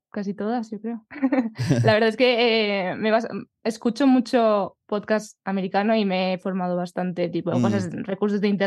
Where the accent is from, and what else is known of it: Collado Villalba, Community of Madrid, Spain